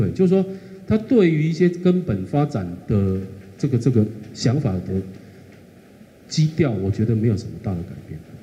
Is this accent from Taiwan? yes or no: yes; Kaohsiung, Taiwan; 我作为一个土生土长的高雄人